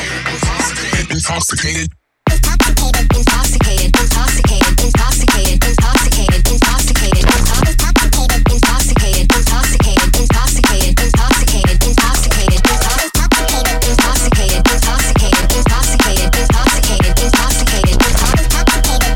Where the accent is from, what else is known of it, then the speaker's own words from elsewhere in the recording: Jacksonville, Florida, United States; moved away; I'm from Jacksonville, Florida originally